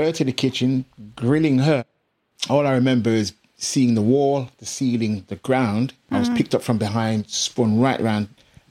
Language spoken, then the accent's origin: English; England, United Kingdom; You see, when I grew up being in England mostly, I could say, well, the racism, the prejudice and stuff here.